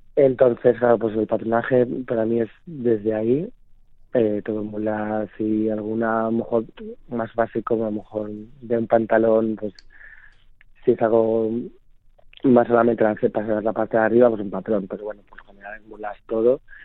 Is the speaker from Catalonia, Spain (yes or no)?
no; Zamora, Castile and León, Spain; moved away as an adult; now in Madrid, Spain; Soy zamorano